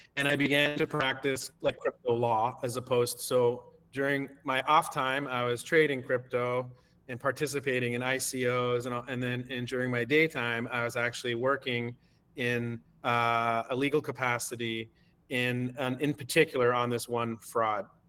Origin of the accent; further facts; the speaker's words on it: Canada; I'm uh, Canadian. I, uh, I I make my permanent home here in Canada.